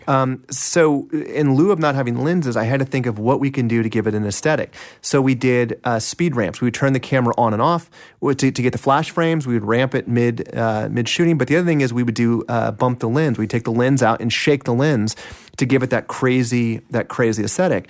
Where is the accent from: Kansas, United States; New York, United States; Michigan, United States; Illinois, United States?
Kansas, United States; Kansas City; Kansas City, uh, in Kansas, on the Kansas side of Kansas City